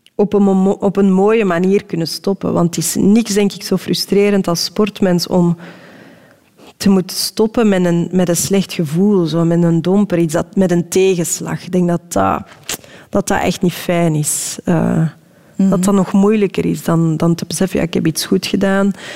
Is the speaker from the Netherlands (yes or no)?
no; Belgium; als Belg